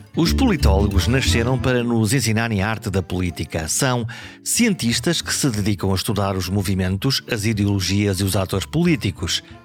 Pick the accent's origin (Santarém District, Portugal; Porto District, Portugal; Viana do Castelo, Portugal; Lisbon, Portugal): Viana do Castelo, Portugal; Caminha; Eu nasci em Viana do Castelo, mas a minha terra é Caminha